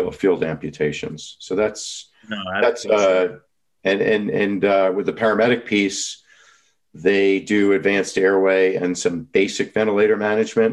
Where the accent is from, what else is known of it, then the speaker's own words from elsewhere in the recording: New York, United States; I'm from New York